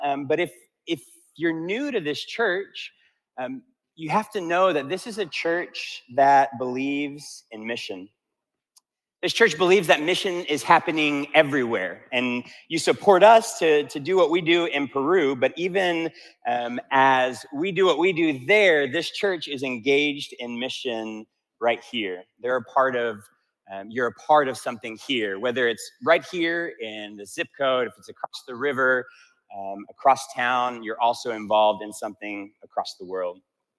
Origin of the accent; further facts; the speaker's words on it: Italy; first language Italian; English is a second language; Spanish was a little bit easier for me because I grew up in Italy and I spoke Italian.